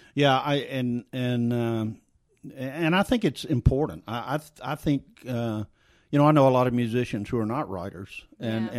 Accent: South Louisiana, United States; accent: Cajun French; moved away; I grew up in South Louisiana, and every time I go back to South Louisiana, if I'm there for any period of time, I come back and I'm speaking with this this Cajun French accent

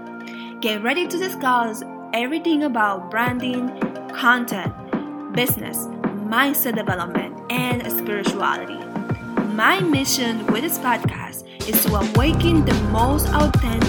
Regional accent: Dominican Republic; now in North Carolina, United States; I was born and raised in Dominican Republic.

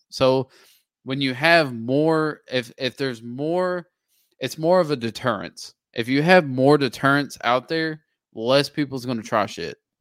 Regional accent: United States; as an American

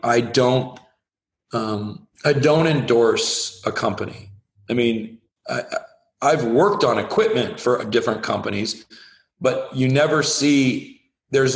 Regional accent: the Northwest, Pacific Northwest, United States; I am very much someone that was born and raised in the Northwest

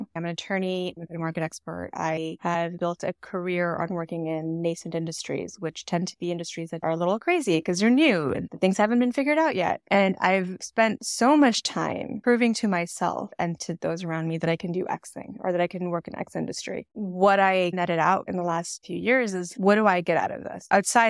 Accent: New York, United States; also born or lived in Washington DC; now in Dallas, United States; I feel the need to be like, well, I'm in Texas right now, but I'm actually from New York and DC.

